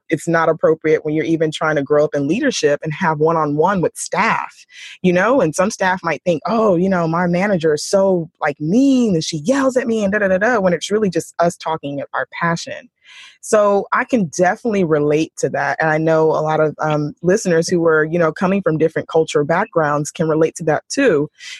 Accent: United States; born there; I am an American born Nigerian

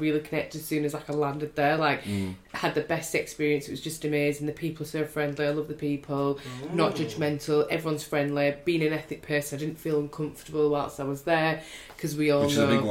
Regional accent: United Kingdom; I'm a British Indian girl

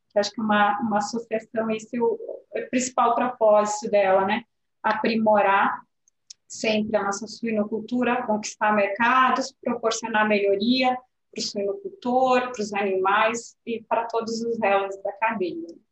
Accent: Pelotas, Rio Grande do Sul, Brazil; eu que sou de Pelotas, São Lourenço ali

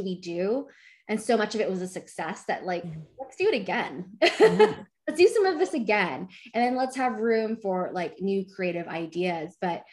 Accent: Dallas, Texas, United States; I've been born and raised in Dallas

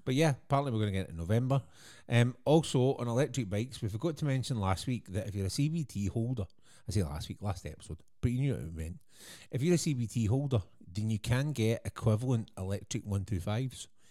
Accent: Scotland, United Kingdom; being Scottish

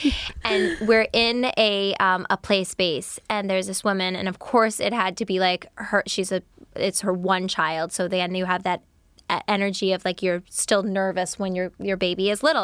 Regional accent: New York, United States; I'm a New Yorker.

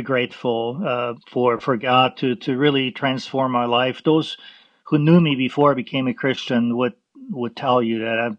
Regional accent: Vienna, Austria; moved away; I was born in Vienna, Austria, and I grew up Roman Catholic

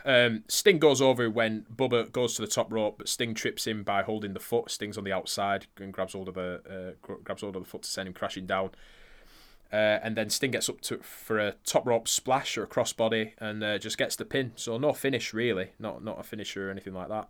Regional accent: United Kingdom; we are British

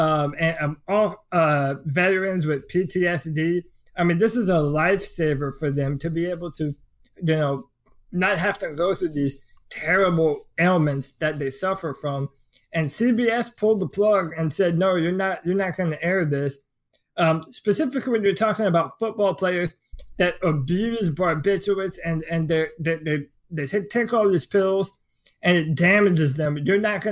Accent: the South, United States; someone that was born and raised in the South

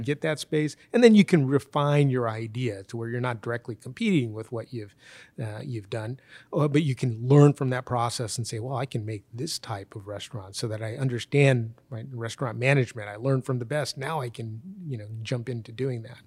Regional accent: United States; I was born in the United States, my wife was born in the United States, and my kids were born in the United States

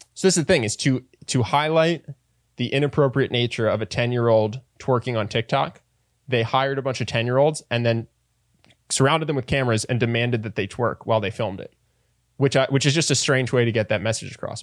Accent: East Coast, United States; I'm from the East Coast.

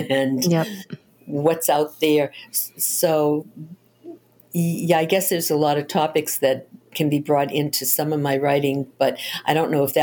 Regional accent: Boston, Massachusetts, United States; Yes, I'm from Boston.

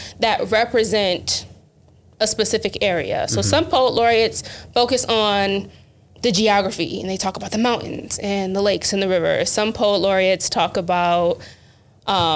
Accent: Buffalo, New York, United States; I'm from Thatcher

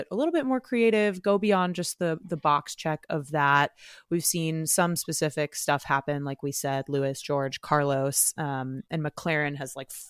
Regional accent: Canada; Maybe he'll show up to Montreal as our Canadian.

